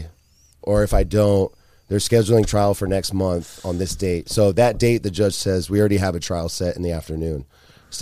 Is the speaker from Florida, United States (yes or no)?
yes; Largo, Florida, United States; one of my buddies I grew up with over in Largo